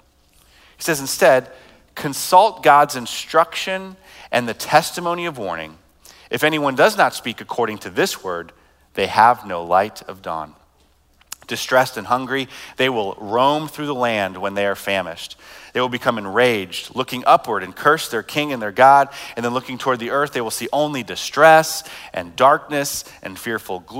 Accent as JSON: {"language": "English", "country": "United States", "said": "as American"}